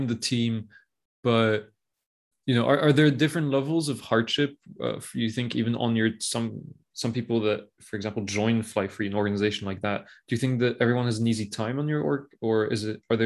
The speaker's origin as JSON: {"language": "English", "country": "Belgium", "said": "I'm from Belgium"}